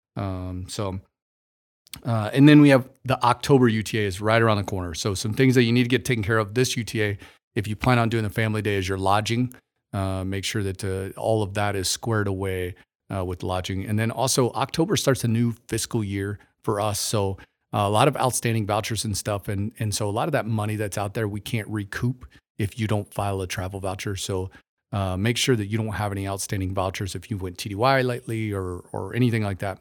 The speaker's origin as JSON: {"language": "English", "town": "Warsaw", "region": "Missouri", "country": "United States", "also_born_or_lived": "Las Vegas, Nevada", "moved": "as an adult", "lives_now": "Kokomo, United States", "said": "I'm from the Ozarks in Missouri"}